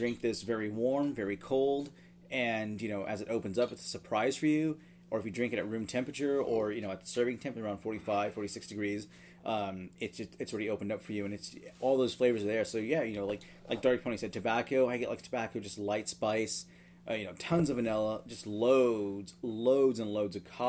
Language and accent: English; Texas, United States; I grew up in Texas